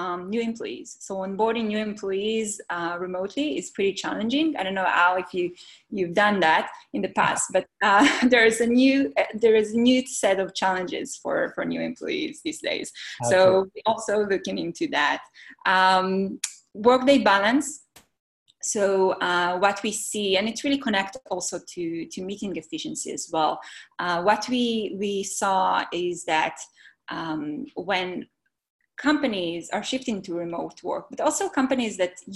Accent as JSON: {"language": "English", "country": "Israel", "moved": "as an adult", "lives_now": "Bay Area, United States", "said": "I'm originally from Israel."}